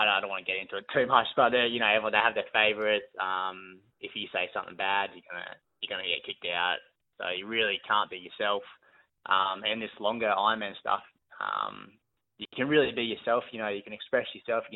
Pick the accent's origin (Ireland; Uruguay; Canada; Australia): Australia; Brisbane, Queensland; born or raised there